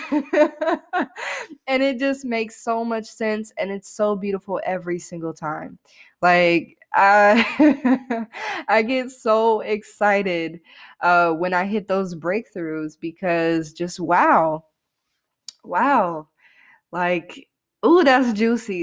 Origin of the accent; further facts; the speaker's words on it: the Bible Belt, United States; growing up in the Bible Belt